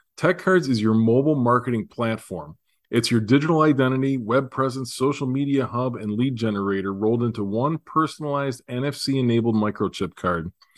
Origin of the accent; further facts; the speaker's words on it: Buffalo, New York, United States; I'm from Buffalo, the opposite end of the state